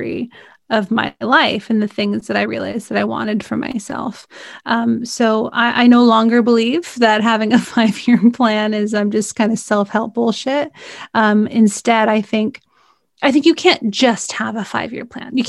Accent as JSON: {"language": "English", "region": "California", "country": "United States", "said": "I'm from California"}